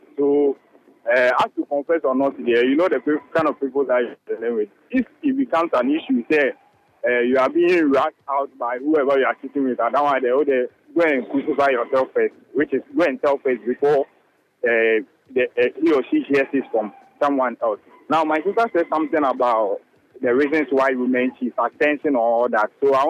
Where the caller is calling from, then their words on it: Atomic, Greater Accra, Ghana; I'm currently at Atomic.